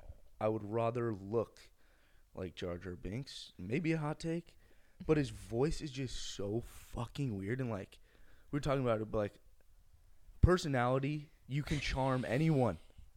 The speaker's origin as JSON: {"language": "English", "country": "United Kingdom", "said": "I'm British."}